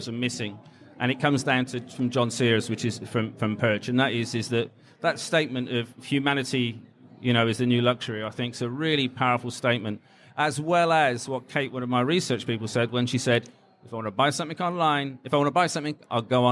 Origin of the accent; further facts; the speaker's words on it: England, United Kingdom; I'm English